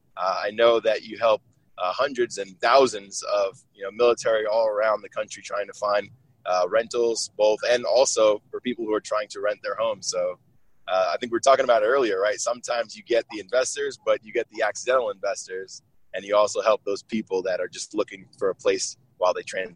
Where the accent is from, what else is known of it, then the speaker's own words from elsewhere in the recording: Virginia, United States; I'm actually from Virginia, but I'm down in Florida right now. I'm heading to Miami.